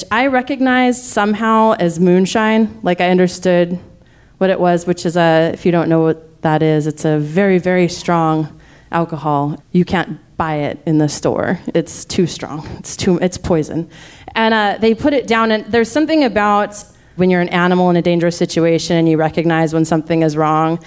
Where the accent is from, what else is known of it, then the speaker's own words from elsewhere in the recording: United States; we're American